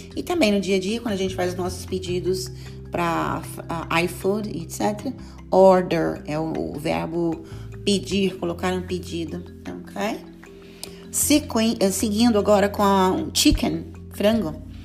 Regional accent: Brazil; Nós que somos brasileiros costumamos colocar aquela extra vowel

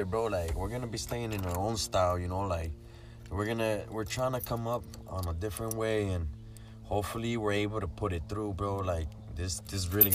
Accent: Daha, California, United States; first performance was in my hometown in Daha.

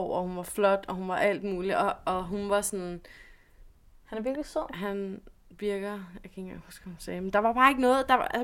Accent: West Jutland, Denmark; Jeg er fra Vestjylland.

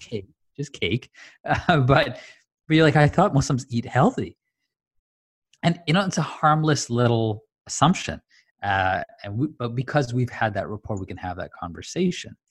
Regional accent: Tanzania; I grew up in Tanzania

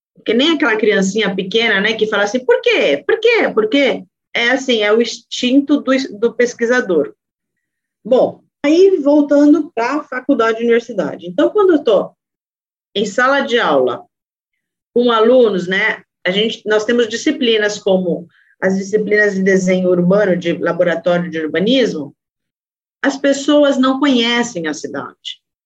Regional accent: São Paulo, Brazil; eu sou de São Paulo e eu sou pesquisadora mesmo da cidade de São Paulo.

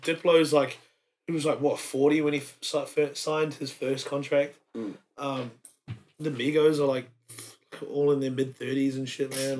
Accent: Wellington, New Zealand; moved away as an adult; also born or lived in Samoa; now in Brisbane, Australia; raised in um raised in Wellington.

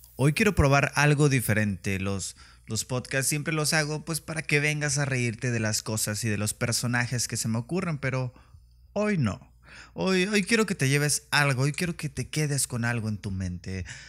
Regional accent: Mexico; en mi país, México

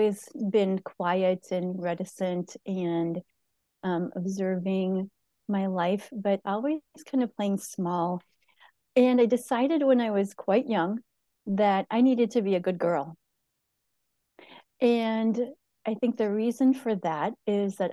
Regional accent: St. Paul, Minnesota, United States; now in Hudson, United States; I live in Hudson, Wisconsin. I was raised in St. Paul, Minnesota

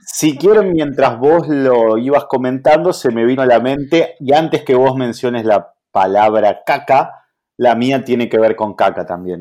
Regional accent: Argentina; aquí en Argentina

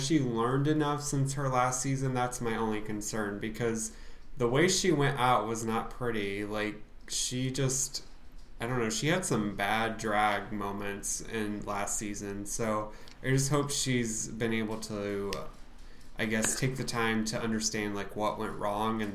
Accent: Southern Indiana, United States; I'm from Southern Indiana, so I can relate to just country people

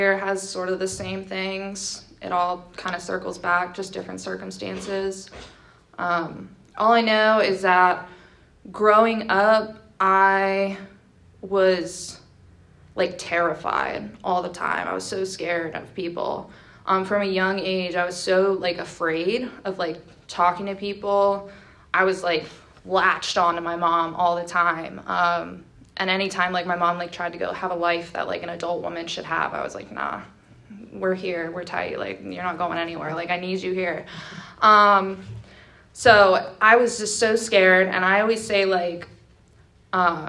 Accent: State College, Pennsylvania, United States; I was born and raised in Pennsylvania. I never left here my entire life. I was actually born in State College

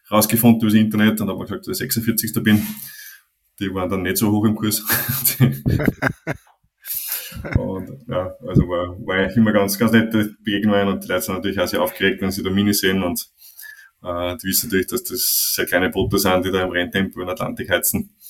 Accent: Austria; wo du ja, schnell mal in so einen Schlendrian reinkommst, wie wir als Österreicher sagen.

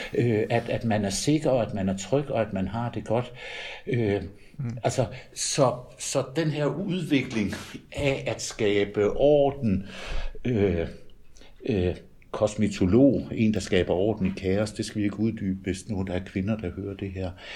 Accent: Denmark; moved away as an adult; also born or lived in Tølløse; now in Nørresundby, Denmark; Jeg er jyde

